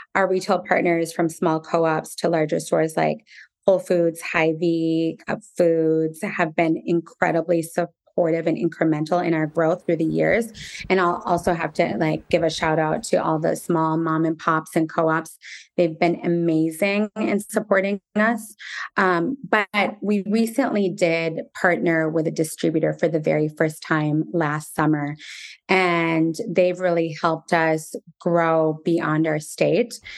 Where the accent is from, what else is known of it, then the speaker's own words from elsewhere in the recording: United States; also born or lived in Jerusalem; being Palestinian American and having parents who grew up in a war torn country